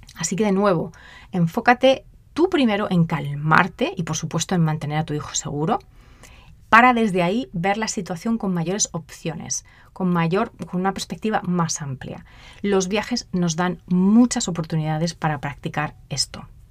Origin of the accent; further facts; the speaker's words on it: Spain; moved away as an adult; also born or lived in Mozambique; yo soy española